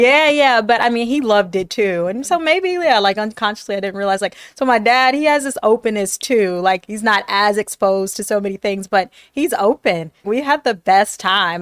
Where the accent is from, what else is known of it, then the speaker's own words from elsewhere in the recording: Detroit, Michigan, United States; also born or lived in Tennessee; I grew up in Detroit, uh, by way of, like, Tennessee